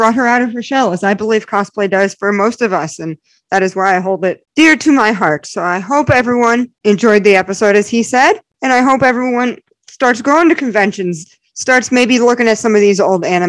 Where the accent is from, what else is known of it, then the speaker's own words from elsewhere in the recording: Connecticut, United States; I grew up in Connecticut